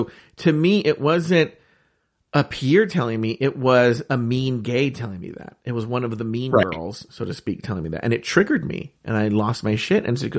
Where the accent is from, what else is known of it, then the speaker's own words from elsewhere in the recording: California, United States; I grew up in Orange County, California, which is very Republican.